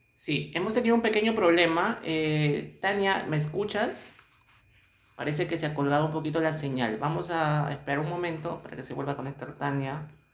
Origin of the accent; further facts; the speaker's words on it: Peru; estamos acá pues este en eh, nuestro Perú